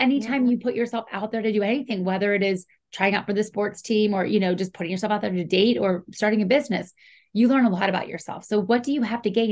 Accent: Pittsburgh area, Pennsylvania, United States; we're both Pennsylvania natives, you know, and especially in the Pittsburgh area

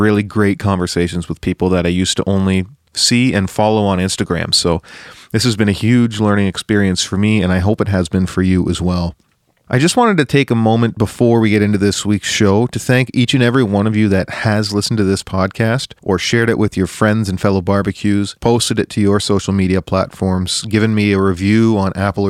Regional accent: Canada; as a Canadian

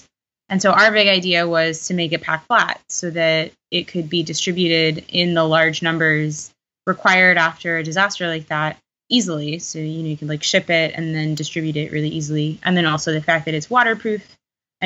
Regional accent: Houston, Texas, United States; now in Chicago, United States; I'm originally from Houston, Texas

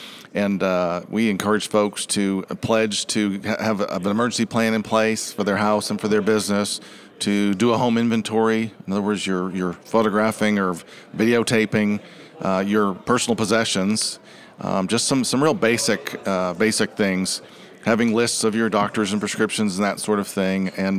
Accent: Massachusetts, United States; I just mentioned I grew up in Massachusetts, one of seven kids.

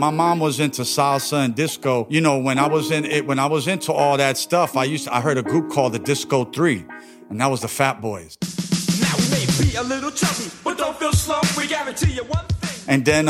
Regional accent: New York City, New York, United States; moved away; I was born in Brooklyn, New York, County of Kings, Greenpoint Hospital, 1971, September 20th.

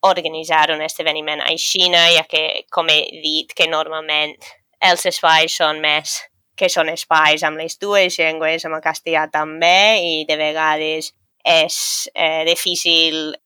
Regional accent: a small town near Dublin, County Dublin, Leinster, Ireland; first language English; Catalan is a second language; moved away as an adult; now in Valencia, Spain; sóc irlandesa, sóc d'un poble xicotet al costat de Dublín i encara que l'anglès és la meva primera llengua

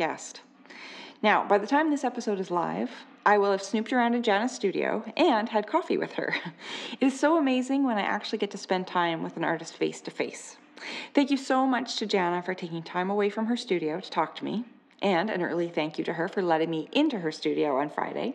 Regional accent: Okanagan, British Columbia, Canada; I grew up in the Okanagan, and tans were very important

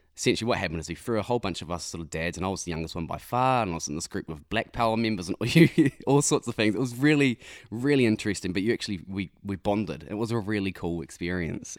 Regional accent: Ruakaka, Northland, New Zealand; also born or lived in Whangarei; I grew up in Whangarei, just a little bit south of Whangarei, a place called, um, Ruakaka.

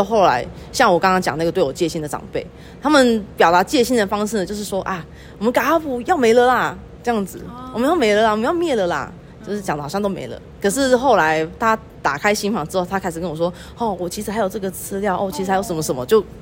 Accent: Pingtung County, Taiwan; also born or lived in Yuchi Township, Nantou; now in Yuchi, Taiwan; 我本身是屏东人，然后目前住在鱼池乡

